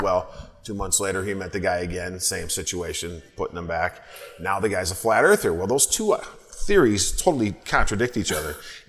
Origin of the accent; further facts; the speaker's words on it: St. Paul, Minnesota, United States; I grew up here in St. Paul. About my parents' house where I grew up was less than a mile from Summit Brewery.